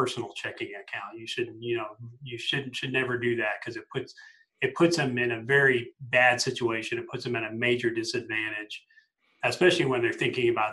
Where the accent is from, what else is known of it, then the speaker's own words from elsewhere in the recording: Colorado Springs, Colorado, United States; here in my hometown of Colorado Springs